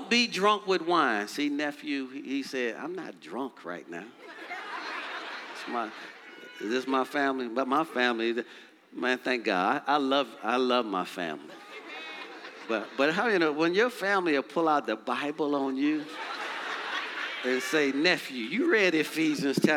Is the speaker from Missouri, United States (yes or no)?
no; Detroit, Michigan, United States; growing up in Detroit, Michigan